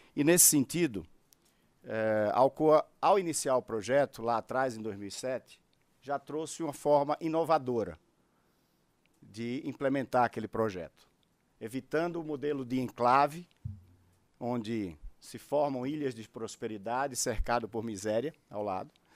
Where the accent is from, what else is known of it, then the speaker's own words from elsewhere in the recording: Brazil; nós que somos brasileiros